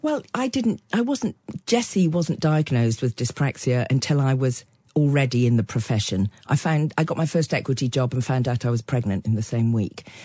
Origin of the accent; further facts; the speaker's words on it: Cotswolds, South West England, United Kingdom; I grew up in the Cotswold, Cotswolds in the sixties and early seventies